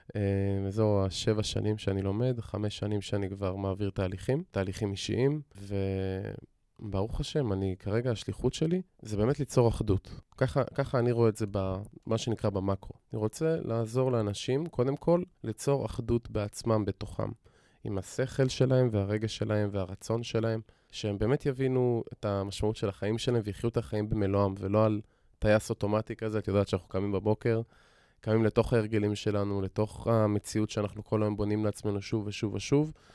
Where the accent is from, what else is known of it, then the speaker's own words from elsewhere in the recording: Modi'in, Central District, Israel; גדלתי במציאות, רגילה בעיר מודיעין